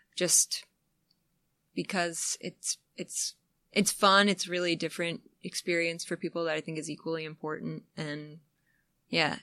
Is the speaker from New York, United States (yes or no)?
yes; upstate New York, United States; moved away; also born or lived in the South (Athens, Georgia area); I'm actually from upstate New York